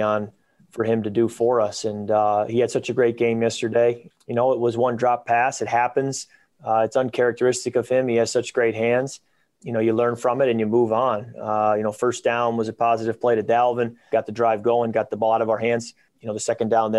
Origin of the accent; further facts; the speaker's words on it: Michigan, United States; I'm a Midwest guy. I grew up in Michigan